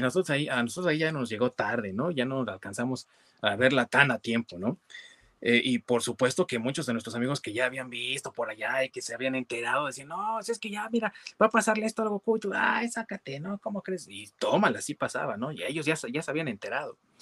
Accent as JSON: {"language": "Spanish", "country": "Mexico", "said": "en nuestro país, acá en México"}